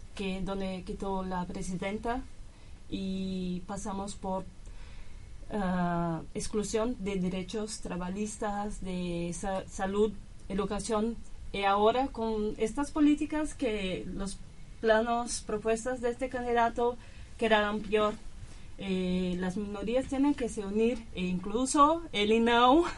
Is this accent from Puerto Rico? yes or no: no; São Paulo, Brazil; Spanish is a second language; moved away as an adult; now in Argentina; de Brasil, São Paulo